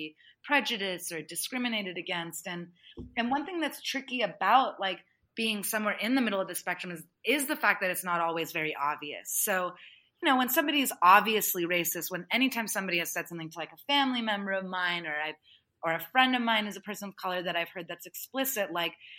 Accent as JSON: {"language": "English", "country": "United States", "tie": "born or raised there", "said": "I grew up as a first generation immigrant American."}